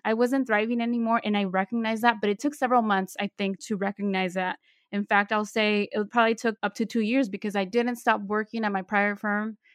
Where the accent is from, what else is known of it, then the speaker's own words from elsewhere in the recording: Bay Area, California, United States; I was born and raised in the Bay Area, I'm currently living in San Francisco